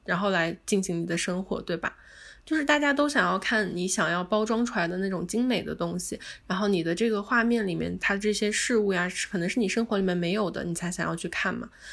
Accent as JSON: {"language": "Chinese", "country": "China", "said": "我们中国人"}